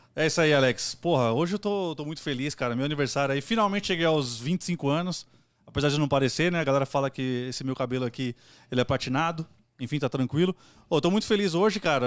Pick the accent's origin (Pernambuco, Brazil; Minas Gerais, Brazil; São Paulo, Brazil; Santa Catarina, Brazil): São Paulo, Brazil; a gente também é lá, da, lá de Itaquera